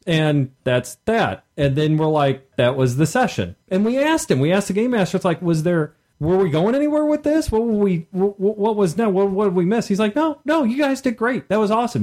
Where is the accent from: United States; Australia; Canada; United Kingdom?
United States; Midwest; being a Midwesterner